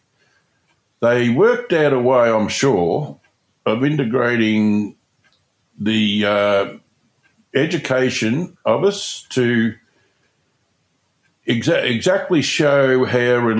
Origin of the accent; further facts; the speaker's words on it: Hamilton, Victoria, Australia; I was born in Hamilton, went to a school called St. Mary's